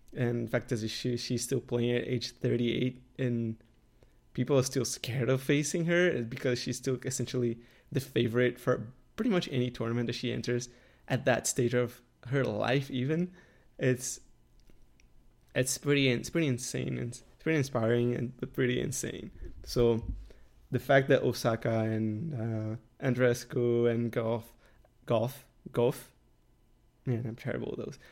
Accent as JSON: {"language": "English", "country": "Canada", "said": "I'm in Canada and I'm Canadian"}